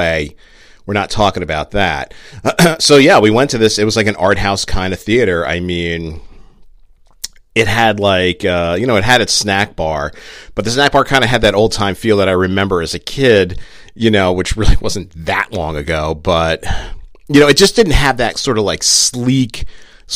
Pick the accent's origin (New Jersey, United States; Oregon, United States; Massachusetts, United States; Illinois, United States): New Jersey, United States; I was born and raised in Jersey